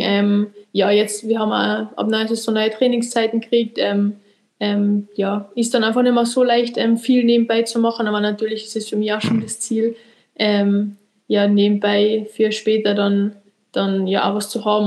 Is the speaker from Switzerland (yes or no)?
no; Austria; bei uns in Österreich